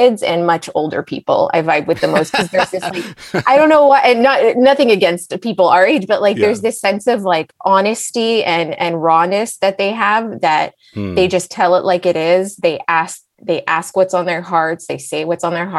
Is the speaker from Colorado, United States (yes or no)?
no; Los Angeles, California, United States; also born or lived in Israel / San Diego; I was born in Israel and I grew up in LA. So I'm an Angeleno